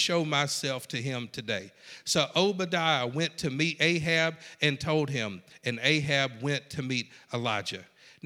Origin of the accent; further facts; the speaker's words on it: South Georgia, United States; I'm from South Georgia